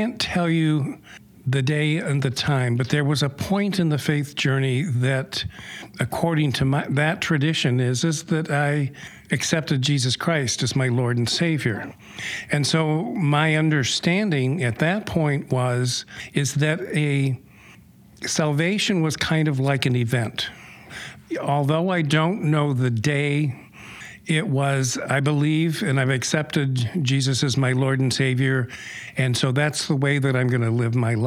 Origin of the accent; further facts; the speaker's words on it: Rockford, Michigan, United States; moved away as an adult; also born or lived in Grand Rapids, Michigan / Holland; we grew up in the Grand Rapids area until about fourth grade, and then we moved to Rockford. So I grew up in Rockford when it was a small town